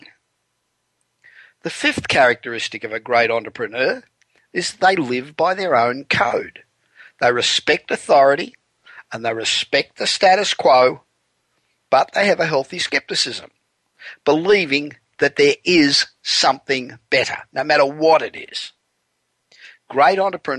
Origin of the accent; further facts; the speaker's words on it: Australia; moved away as an adult; now in Los Angeles, United States; America, where I've lived now for 25 years, and my home country of Australia